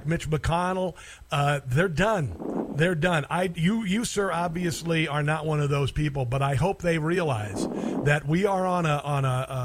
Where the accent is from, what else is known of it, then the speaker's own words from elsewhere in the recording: Iowa, United States; now in Kansas City, United States; I'm from Iowa